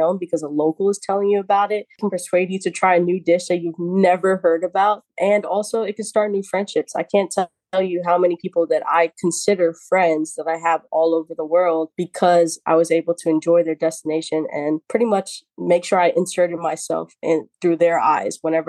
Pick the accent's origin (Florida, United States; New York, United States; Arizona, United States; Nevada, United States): New York, United States; New York City; I was born and raised in the Bronx